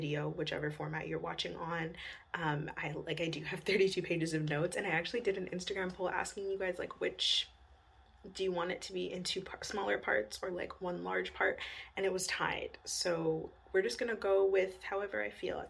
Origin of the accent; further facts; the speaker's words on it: Winnipeg, Manitoba, Canada; growing up in Winnipeg